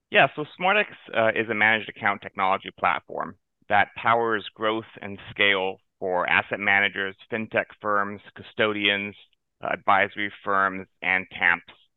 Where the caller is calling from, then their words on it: West Palm Beach, Florida, United States; I'm calling in from uh, the sunny South Florida, downtown West Palm Beach